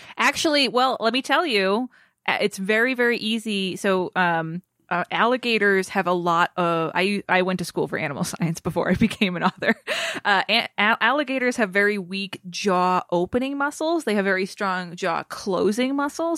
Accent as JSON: {"language": "English", "region": "Massachusetts", "country": "United States", "tie": "born or raised there", "said": "as a kid growing up in Massachusetts"}